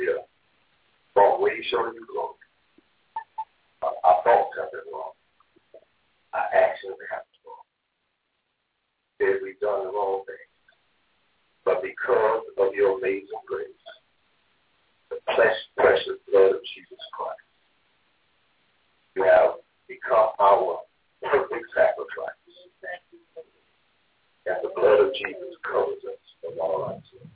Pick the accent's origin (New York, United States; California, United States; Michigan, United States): Michigan, United States; Muskegon; I'm from Muskegon, Michigan, which is a couple hours from Detroit